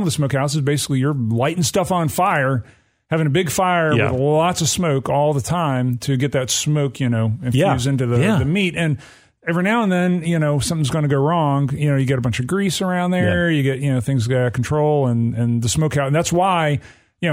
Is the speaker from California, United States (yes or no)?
no; Athens, Alabama, United States; moved away; I was born and raised in Athens, Alabama